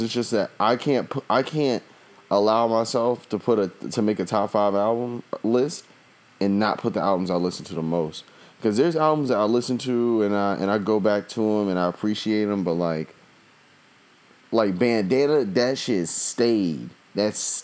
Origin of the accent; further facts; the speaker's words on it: the South, United States; I'm from the South